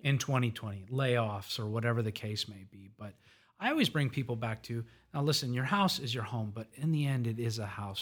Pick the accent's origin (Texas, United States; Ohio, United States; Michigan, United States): Texas, United States; Conroe; I was born in Conroe